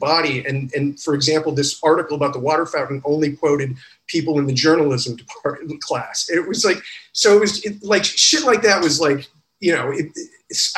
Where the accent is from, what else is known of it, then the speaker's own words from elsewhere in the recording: Freeport, Illinois, United States; moved away as an adult; I grew up in Illinois in the 80s